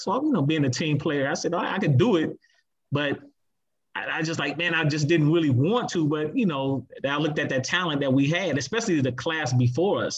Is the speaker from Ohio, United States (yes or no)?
yes; Toledo, Ohio, United States; Woodward would have been my district school if I had attended